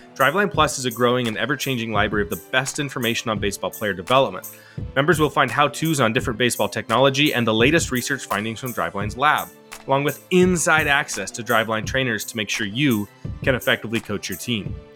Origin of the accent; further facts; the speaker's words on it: Salem, Oregon, United States; here in my hometown, Salem, Oregon